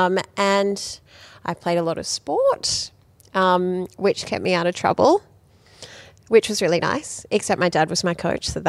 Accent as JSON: {"language": "English", "town": "Wollongong", "region": "New South Wales", "country": "Australia", "tie": "born or raised there", "also_born_or_lived": "Sydney", "said": "I grew up in a small coastal town called Wollongong"}